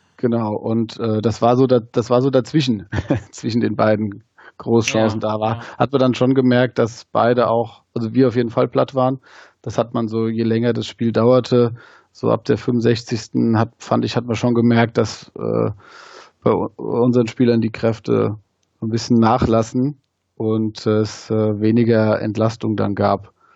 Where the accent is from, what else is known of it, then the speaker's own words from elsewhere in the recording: Wehen, likely misheard as Wien, Hesse, Germany; moved away as an adult; now in Wiesbaden, Germany; komm aus Wien, bin da geboren und aufgewachsen